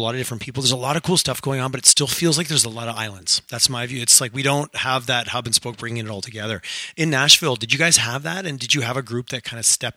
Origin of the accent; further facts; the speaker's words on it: Montreal, Quebec, Canada; moved away as an adult; now in Calgary, Canada; I grew up in Montreal. I moved to Calgary